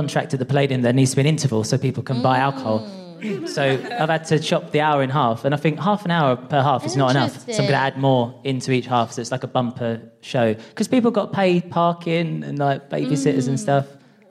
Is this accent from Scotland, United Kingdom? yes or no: no; Essex, East of England, United Kingdom; So I'm a transgender person and I'm from Essex